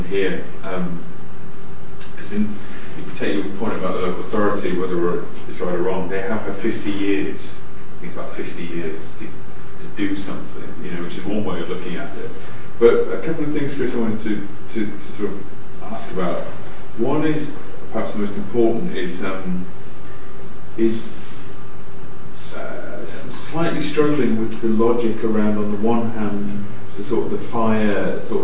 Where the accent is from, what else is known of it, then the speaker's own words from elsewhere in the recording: Liverpool, North West England, United Kingdom; I'm from Liverpool